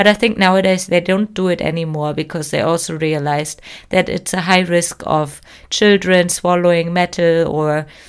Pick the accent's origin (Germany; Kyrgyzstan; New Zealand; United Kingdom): Germany; Hi everyone … I'm your host of this show and I'm from Germany.